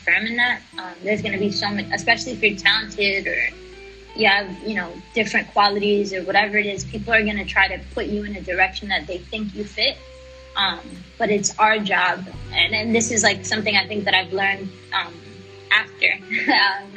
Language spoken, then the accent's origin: English; New York City, New York, United States; growing up in the Bronx, I was a Christian kid